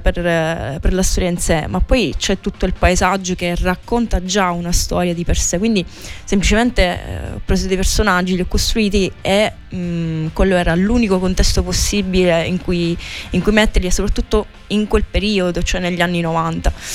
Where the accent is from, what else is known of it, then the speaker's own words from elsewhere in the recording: Scicli, Sicily, Italy; now in Catania, Italy; a Scicli, che è il mio paese di origine